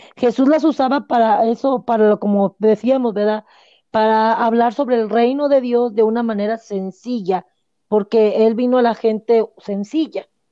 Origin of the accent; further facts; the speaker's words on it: Monterrey, Nuevo León, Mexico; moved away; yo soy de allá de Monterrey